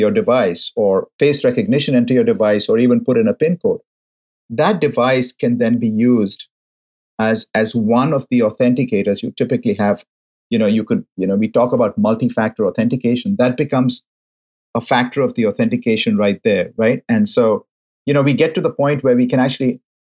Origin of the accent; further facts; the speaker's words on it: Mumbai, Maharashtra, India; now in San Francisco, United States; Mumbai, my hometown